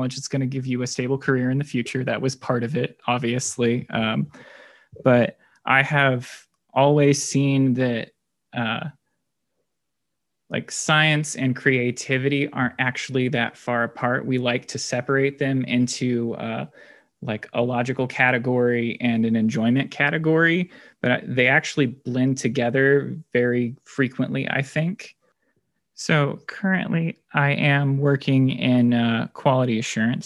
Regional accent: Indianapolis, Indiana, United States; also born or lived in Boone County, Indiana; I am a lifelong Hoosier. I was born in Indianapolis, and we live in Boone County

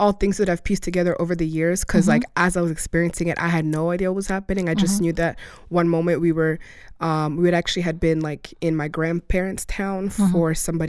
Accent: Russia; now in United States; had gone to school in Russia, and that's actually where I was born.

